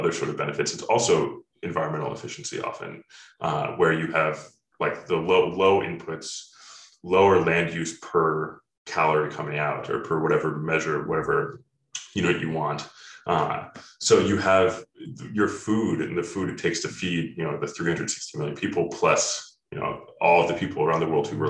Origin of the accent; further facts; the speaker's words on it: Ohio, United States; I grew up in Ohio